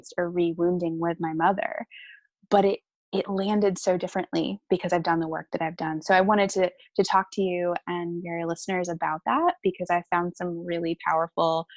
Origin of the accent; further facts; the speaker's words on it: Cary, North Carolina, United States; moved away as an adult; also born or lived in San Francisco, California / Asheville, North Carolina / Raleigh-Durham, North Carolina; I grew up in Cary, North Carolina